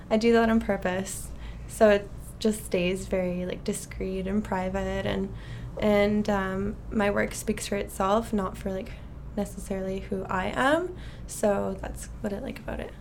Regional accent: Ottawa, Ontario, Canada; moved away as an adult; also born or lived in Alberta; now in Vancouver, Canada; I am originally from Ottawa, okay. Ontario.

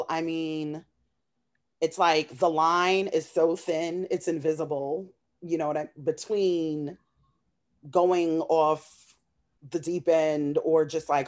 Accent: New York City, New York, United States; I'm just a woman from Queens. I grew up in Flushing, Queens.

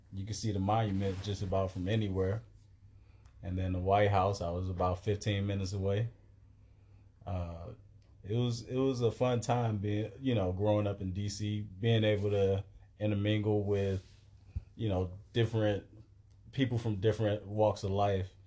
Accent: Washington, District of Columbia, United States; I'm from Southeast Washington, D C, Stanton Road, Alabama Avenue, one of the toughest areas in the country to be raised

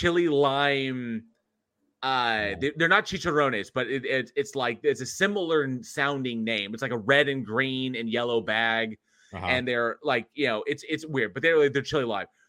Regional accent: San Diego, California, United States; moved away; also born or lived in Dallas-Fort Worth; growing up in San Diego, and I've lived in, you know, big metropolitan cities almost all my life

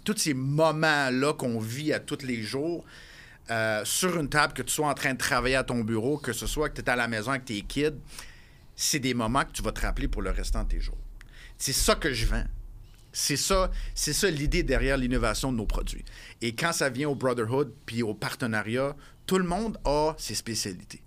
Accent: Montreal, Quebec, Canada; moved away as an adult; je suis revenu à Montréal, ma ville natale

